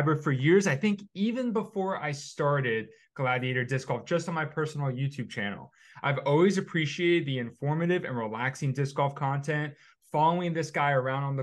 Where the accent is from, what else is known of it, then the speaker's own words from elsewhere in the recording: New Jersey, United States; moved away; I'm from New Jersey